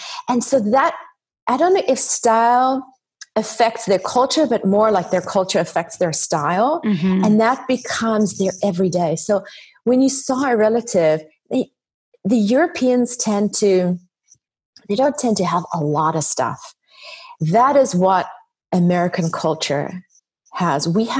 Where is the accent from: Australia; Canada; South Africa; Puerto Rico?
South Africa; So being South African, my dad's side of the family are all Italian, and that has influenced my style tremendously.